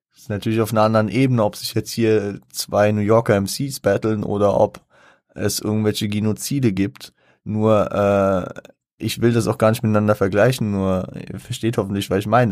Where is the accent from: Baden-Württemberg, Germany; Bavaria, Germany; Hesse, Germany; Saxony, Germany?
Hesse, Germany; Frankfurt; ich als Frankfurter